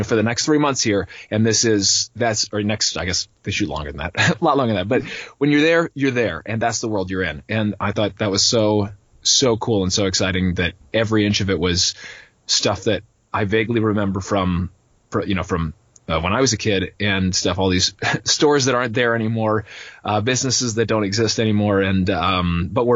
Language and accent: English; Minneapolis, Minnesota, United States; moved away; I'm from Minneapolis, Minnesota area, originally.